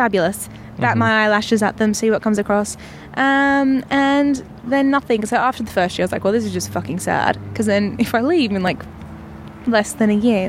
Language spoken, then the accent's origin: English; Perth, Western Australia, Australia; also born or lived in Melbourne; Yes. Well, no, I was born in Melbourne, and then I moved to Perth when I was about 8, and yeah.